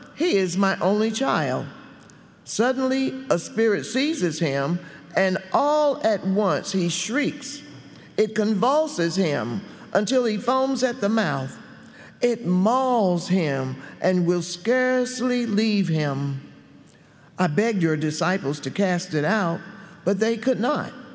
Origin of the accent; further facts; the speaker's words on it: Gastonia, North Carolina, United States; when I was a little girl growing up in Gastonia, North Carolina.